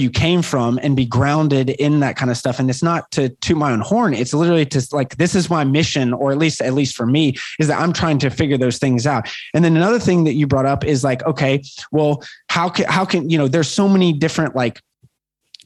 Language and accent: English; Chattanooga, Tennessee, United States; moved away; also born or lived in Chicago / Los Angeles / New York; I grew up in Chattanooga, Tennessee